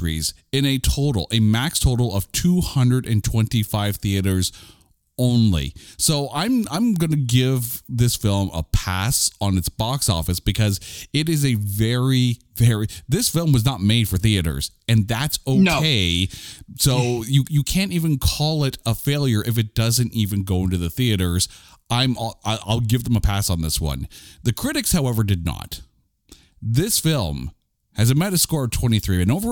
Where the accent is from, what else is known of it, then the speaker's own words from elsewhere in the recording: Ottawa, Ontario, Canada; now in Winnipeg, Canada; growing up in Ottawa, we had the Bytown and the Mayfair